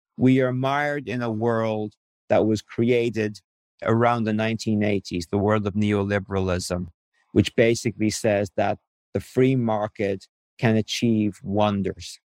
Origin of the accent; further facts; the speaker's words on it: Ireland; moved away as an adult; I grew up in Ireland as a cradle Catholic